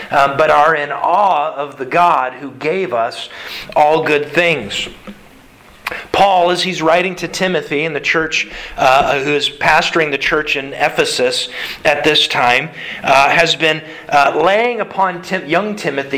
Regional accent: United States; as specifically American Christians

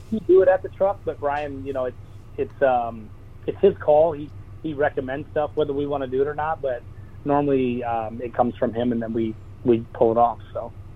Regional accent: Millville, Minnesota, United States; That's my hometown race

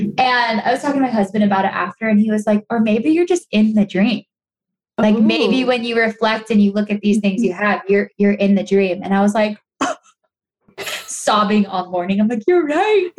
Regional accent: Los Angeles, California, United States; I'm born and raised in Los Angeles

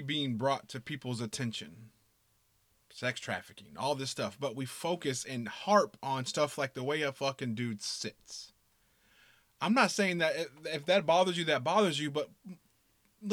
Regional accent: the South, United States; I'm from the South

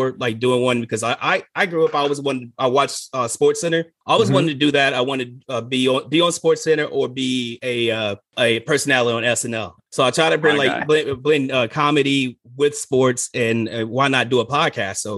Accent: New York City, New York, United States; also born or lived in Alabama; now in Los Angeles, United States; I grew up in Brooklyn, and then we moved to Alabama

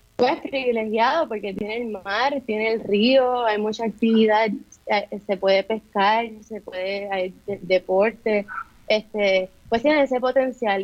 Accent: Bayamón, Puerto Rico; moved away; yo soy original, yo soy de Bayamón

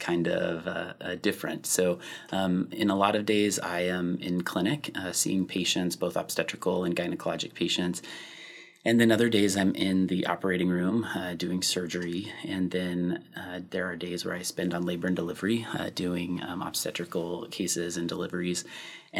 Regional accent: Kansas, United States; moved away as an adult; also born or lived in Oklahoma; now in Madison, United States; I'm originally from Kansas and did my training in Oklahoma, and then I came up here following residency

